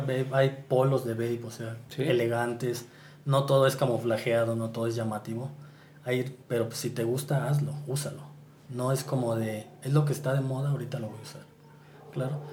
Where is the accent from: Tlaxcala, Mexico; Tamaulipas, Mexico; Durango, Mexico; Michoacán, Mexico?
Michoacán, Mexico; Morelia; now in San Juan del Río, Mexico; En realidad no soy de San Juan del Río, soy de Morelia, pero vivo allá, en San Juan del Río